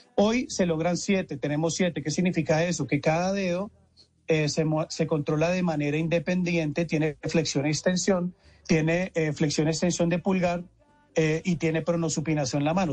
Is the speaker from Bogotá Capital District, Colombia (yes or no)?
no; Cali, Valle del Cauca, Colombia; moved away as an adult; also born or lived in Bogotá, Colombia; now in Mexico; yo soy caleño